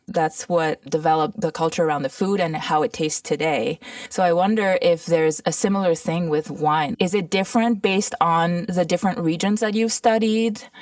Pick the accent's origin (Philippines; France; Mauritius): Mauritius; also born or lived in Toronto / California; now in United States; I grew up in Mauritius, which is a tiny tropical island